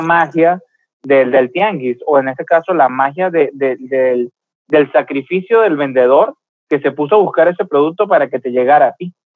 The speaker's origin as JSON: {"language": "Spanish", "country": "Venezuela", "moved": "yes", "lives_now": "Mexicali, Mexico", "said": "yo soy de Venezuela"}